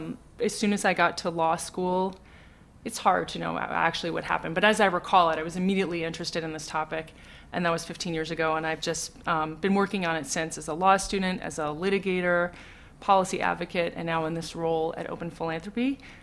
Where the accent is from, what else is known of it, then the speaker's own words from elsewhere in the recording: London, United Kingdom; born there; I was born in London. My father is from Ireland.